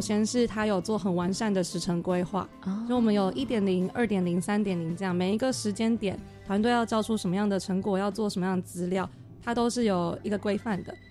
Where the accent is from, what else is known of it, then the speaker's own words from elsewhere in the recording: New Taipei, Taiwan; moved away as an adult; now in Hualien, Taiwan; 我本身是新北人